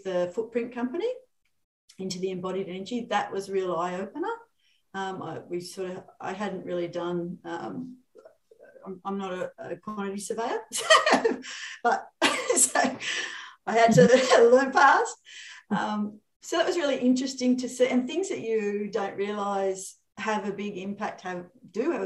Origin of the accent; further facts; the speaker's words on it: Sydney, New South Wales, Australia; I'm from Sydney.